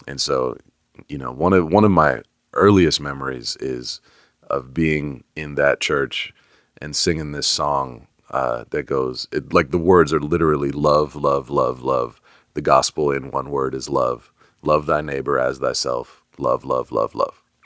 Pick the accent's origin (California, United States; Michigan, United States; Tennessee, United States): California, United States; Bay Area; now in Atlanta, United States; I grew up in the Bay Area.